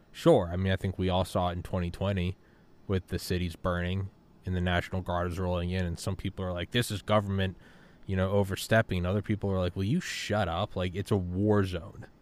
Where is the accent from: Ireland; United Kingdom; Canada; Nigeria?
Ireland; now in United States; I'm an immigrant. I'm an Irish immigrant